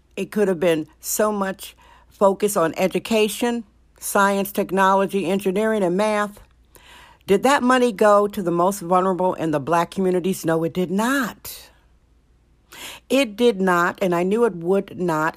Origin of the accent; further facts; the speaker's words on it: Milwaukee, Wisconsin, United States; also born or lived in California; now in San Francisco, United States; I was born in Milwaukee, Wisconsin, and lived in California more than half of my life